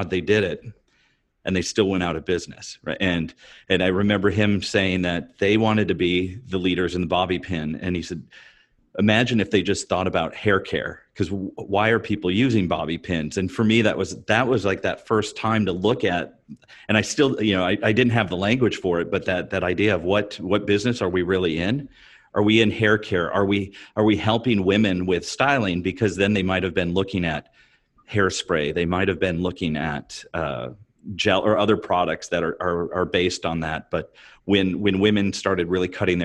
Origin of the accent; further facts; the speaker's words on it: Rockford, Illinois, United States; I grew up in Rockford, Illinois